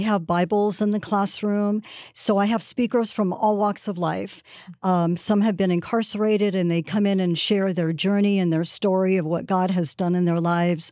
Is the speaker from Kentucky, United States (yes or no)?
no; Southern California, United States; I worked at a local taco place where I grew up in Southern California